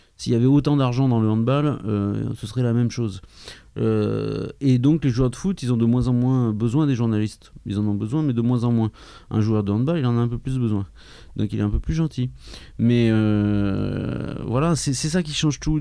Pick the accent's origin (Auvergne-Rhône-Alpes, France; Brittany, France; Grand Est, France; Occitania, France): Auvergne-Rhône-Alpes, France; Clermont-Ferrand; je viens de Clermont-Ferrand